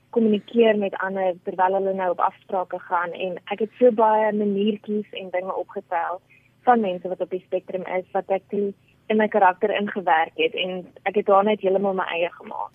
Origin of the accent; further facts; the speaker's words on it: Pretoria, Gauteng, South Africa; Ek is gebore in Pretoria.